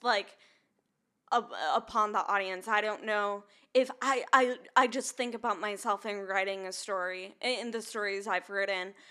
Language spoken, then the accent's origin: English; Minnesota, United States; now in Nashville, United States; I'm from Minnesota